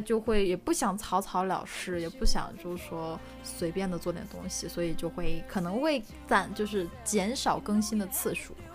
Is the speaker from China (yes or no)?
yes; Northeast China, China; moved away; 以前小时候在东北嘛